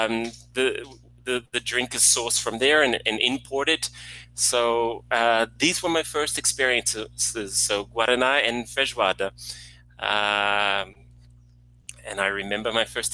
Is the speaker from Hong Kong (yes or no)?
no; Australia; moved away as an adult; now in Brazil; I'm from the lovely, lovely shores of Australia